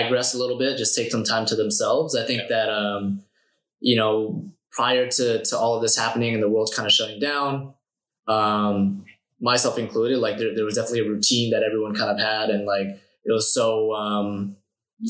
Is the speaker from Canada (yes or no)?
yes; Canada; as a Canadian